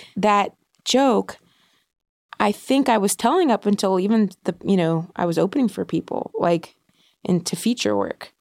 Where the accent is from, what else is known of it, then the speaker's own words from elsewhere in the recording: Ohio, United States; I grew up in Ohio